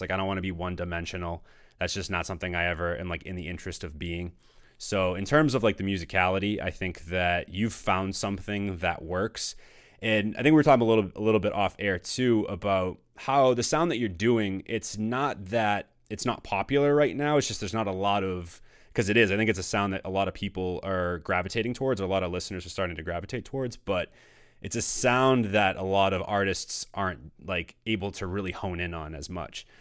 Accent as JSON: {"language": "English", "town": "Danvers", "region": "Massachusetts", "country": "United States", "tie": "born or raised there", "said": "I grew up in Danvers"}